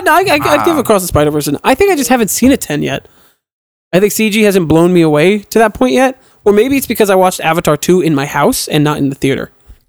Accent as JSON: {"language": "English", "town": "Brooklyn", "region": "New York", "country": "United States", "said": "Because I'm from Brooklyn."}